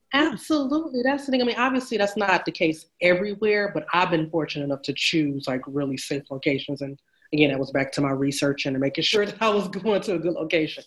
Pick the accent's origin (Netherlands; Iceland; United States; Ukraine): United States; moved away as an adult; I'm American